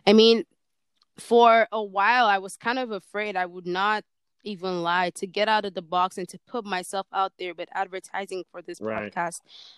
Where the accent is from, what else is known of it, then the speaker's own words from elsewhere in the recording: Nigeria; sometimes I feel like I'm not Nigerian enough for